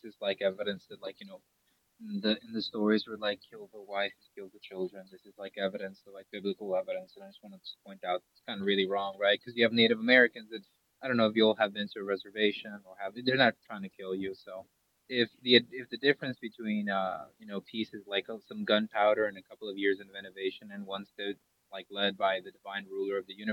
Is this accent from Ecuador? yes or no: yes; Ecuador; I'm from Ecuador. I still speak Quechua, cool. Right? Like, I speak Spanish, I speak Quechua.